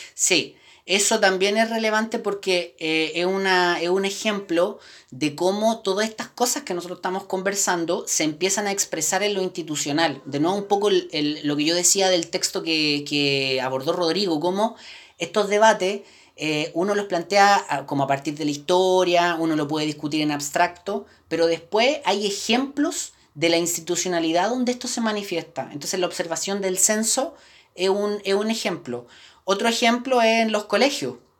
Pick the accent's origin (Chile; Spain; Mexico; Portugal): Chile; somos chilenos